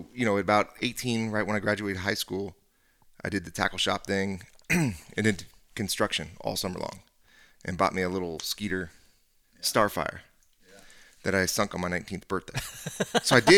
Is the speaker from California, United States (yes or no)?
yes; San Francisco Bay Area, California, United States; we grew up in the San Francisco Bay Area